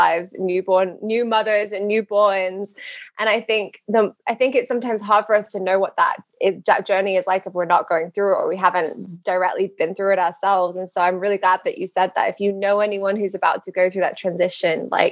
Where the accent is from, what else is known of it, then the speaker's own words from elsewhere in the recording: United Kingdom; moved away as an adult; now in United States; I'm from the UK, but have lived in America for a while now